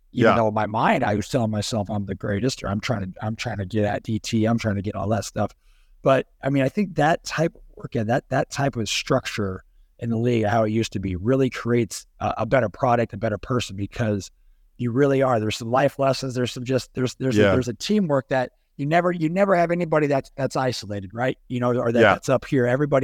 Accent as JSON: {"language": "English", "region": "California", "country": "United States", "tie": "born or raised there", "said": "And then, I was going to go play Pac-10 growing up in California."}